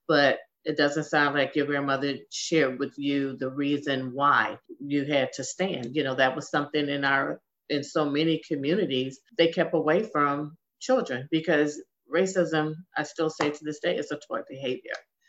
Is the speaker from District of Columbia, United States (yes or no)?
yes; Washington, District of Columbia, United States; I was born and raised in Washington, D.C.